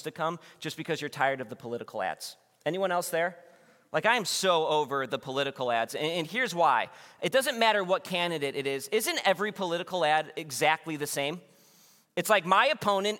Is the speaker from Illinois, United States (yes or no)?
yes; Wheaton, Illinois, United States; I was born in Wheaton, Illinois, which is a suburb of Chicago